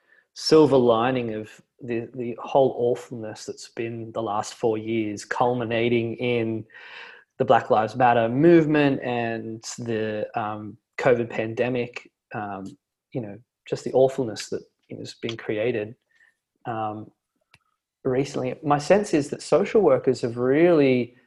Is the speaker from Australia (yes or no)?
yes; Australia; as an Australian